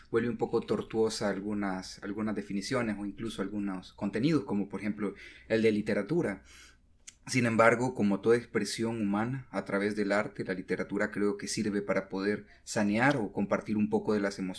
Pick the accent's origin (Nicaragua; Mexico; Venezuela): Nicaragua; Yo soy nicaragüense.